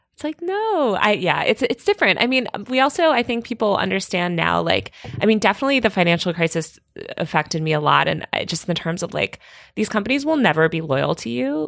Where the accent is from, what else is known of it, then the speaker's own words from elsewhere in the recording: Connecticut, United States; I grew up in Connecticut